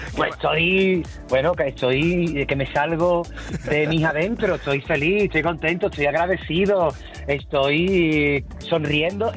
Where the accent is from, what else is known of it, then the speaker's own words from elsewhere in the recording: Cádiz, Andalusia, Spain; lo que hacemos los gaditanos eh, o, los andaluces cuando eh, bueno, en, Cádiz